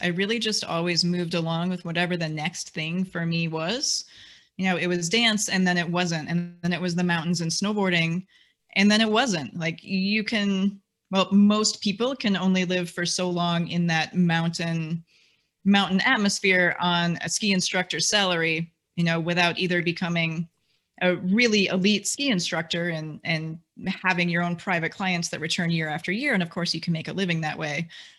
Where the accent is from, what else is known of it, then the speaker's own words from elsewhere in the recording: Wisconsin, United States; I'm a Midwesterner. I grew up in Wisconsin.